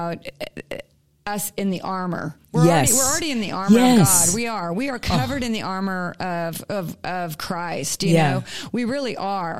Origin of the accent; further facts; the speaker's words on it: California, United States; We're from California